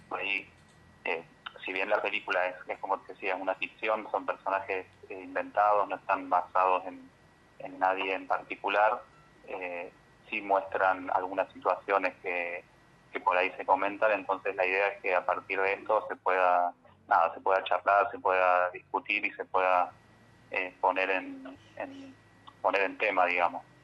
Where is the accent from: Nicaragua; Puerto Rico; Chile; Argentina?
Argentina; Villa Dolores, Córdoba; yo nací en Villa Dolores y viví hasta lo, hasta que me fui a estudiar a Córdoba